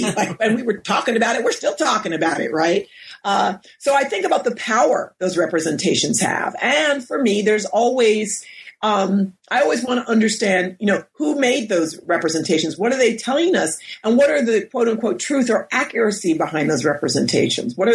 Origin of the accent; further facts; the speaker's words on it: Westchester County, New York, United States; now in Berkeley, United States; I grew up in New York and we're about 30 minutes outside of the city in Westchester County. My parents come from Floyd uh, County in Virginia and they grew up, you know, poor black folks like a lot of people did um, during the 30s, 40s, and 50s.